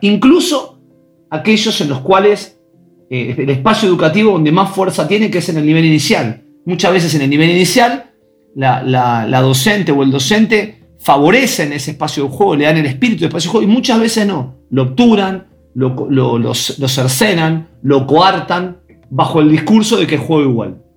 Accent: Buenos Aires, Argentina; Yo soy de Ciudad de Buenos Aires, de un barrio que es Belgrano, de la parte más, más tranquila de Belgrano y, tuve una infancia de juegos

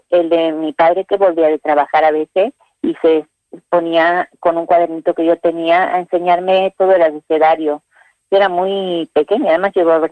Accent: La Falda, Córdoba, Argentina; also born or lived in Puerta Grande / Los Sauces; yo nací en La Falda, estuve mucho tiempo viviendo de aquí para allá porque, bueno, mis padres eh, no tenían casa propia

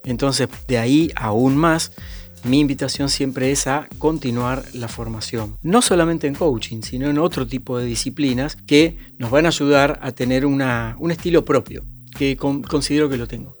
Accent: Argentina; en mi país Argentina

